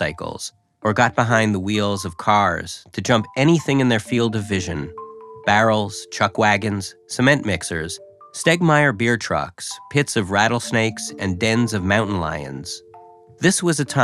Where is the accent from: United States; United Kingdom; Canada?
Canada; as a Canadian